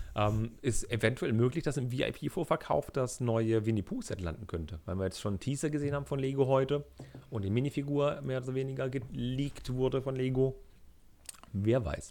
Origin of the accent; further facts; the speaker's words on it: Germany; ich als Deutscher